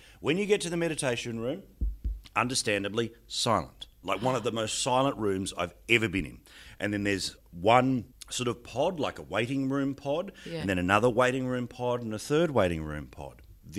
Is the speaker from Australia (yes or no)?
yes; Australia; But, of course, I'm little Aussie battler who doesn't get mentioned in the Parliament.